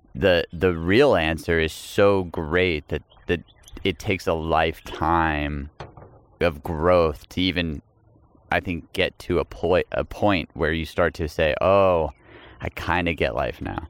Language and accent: English; Texas, United States; I'm from Texas